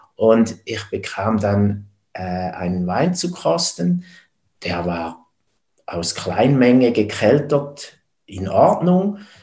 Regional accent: neighbouring village of Stammheim, Zurich, Switzerland; geboren wurde ich im Nachbardorf als Bauernsohn

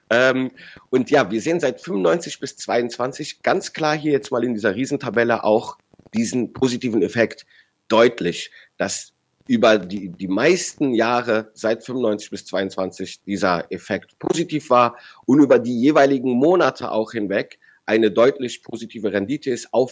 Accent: Rhineland, Germany; wie ich als Rheinländer sage, da ist was im Busch

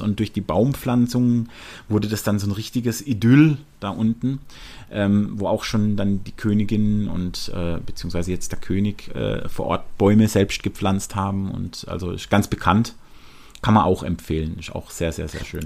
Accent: Germany; als Deutscher

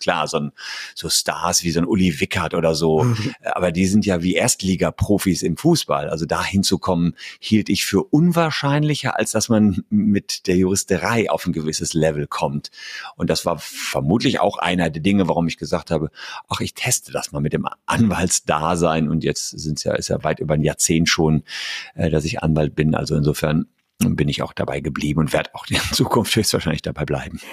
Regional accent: Gevelsberg, North Rhine-Westphalia, Germany; in meiner Heimatstadt Gefelsberg, das ist bei Hagen und Wuppertal

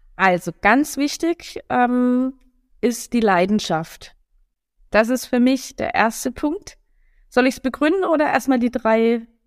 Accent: Karlsruhe, Baden-Württemberg, Germany; moved away as an adult; also born or lived in Hamburg; now in Berlin, Germany; Ich bin aus Karlsruhe, genau, ja. gebürtige Karlsruherin.

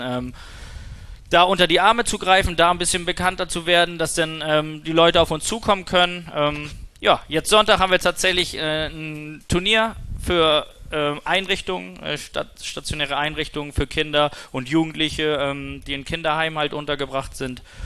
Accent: Kiel, Schleswig-Holstein, Germany; bei uns in Kiel

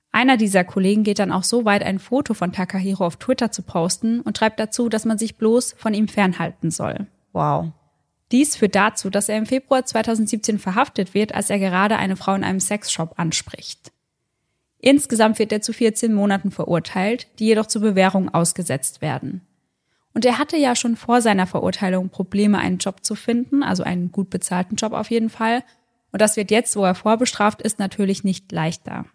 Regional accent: Germany; bei uns in Deutschland

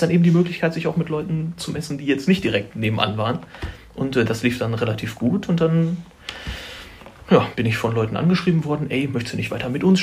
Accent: Schöppenstedt, Lower Saxony, Germany; also born or lived in Braunschweig; Ich bin da geboren. Achso. Ich komme da eigentlich nicht, nicht direkt her. Also ich komme aus dem Umfeld. Das ist ein Dorf, das heißt Schöppenstedt.

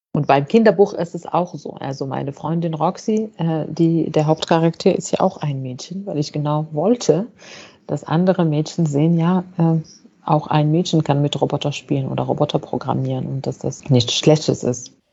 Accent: Fez, Fès-Meknès, Morocco; moved away as an adult; now in Germany; also ich bin in Fes geboren und aufgewachsen. Das ist eine Stadt in Marokko

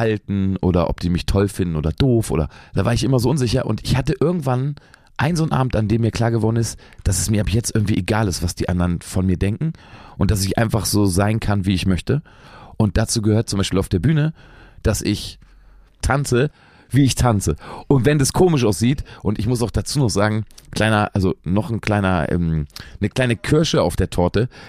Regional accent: Lower Saxony, Germany; ich spiele manchmal ja Konzerte in meiner alten Heimat. Braunschweig ist die nächstgrößere Stadt, so, die liegt so zwischen Berlin und Hannover.

